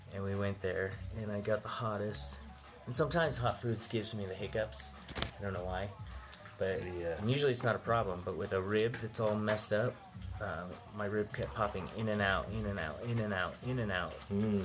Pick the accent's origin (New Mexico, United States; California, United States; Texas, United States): New Mexico, United States; And we grew up in New Mexico for a while, and we just developed this tolerance to it.